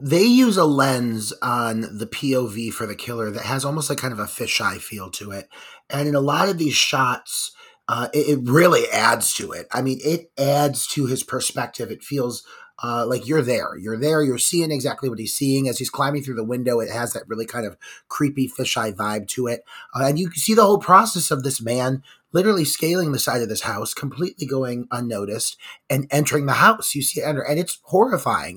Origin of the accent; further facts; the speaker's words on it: Cleveland, Ohio, United States; my hometown of Cleveland, Ohio.